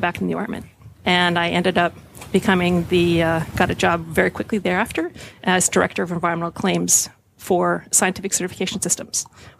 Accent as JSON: {"language": "English", "town": "San Francisco", "region": "California", "country": "United States", "tie": "born or raised there", "said": "I grew up in San Francisco."}